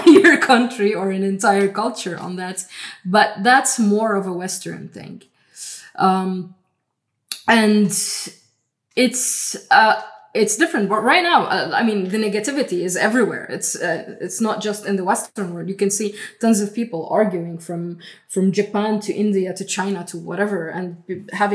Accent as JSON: {"language": "English", "country": "Lebanon", "tie": "born or raised there", "said": "I grew up in Lebanon"}